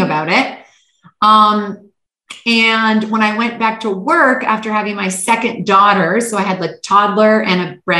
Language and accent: English; Canada; moved away as an adult; also born or lived in Hawaii / Manhattan / Istanbul, Turkey / Los Angeles; born and raised in Canada.